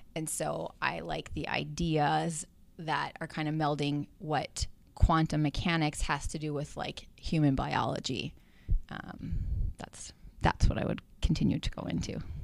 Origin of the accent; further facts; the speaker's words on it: Chippewa Falls, Wisconsin, United States; moved away as an adult; also born or lived in Hudson, Wisconsin; I was coming back home to my hometown and that I was going to plant roots here